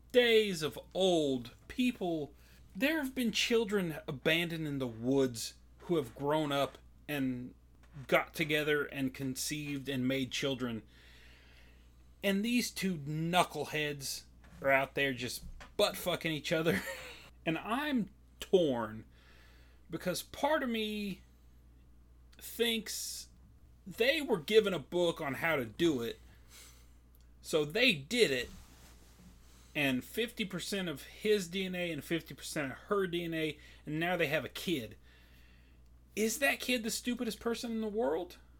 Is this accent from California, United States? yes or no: no; Kansas, United States; I'm from Kansas, K U K State, big time rivalry